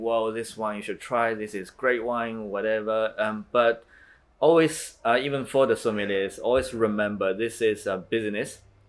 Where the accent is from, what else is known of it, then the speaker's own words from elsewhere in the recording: New Zealand; moved away as an adult; now in Shanghai, China; I grew up in New Zealand, spent most of my life in New Zealand